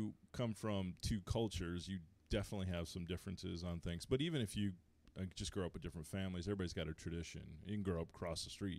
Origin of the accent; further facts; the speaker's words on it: Rhode Island, United States; now in Tennessee, United States; I'm from Rhode Island.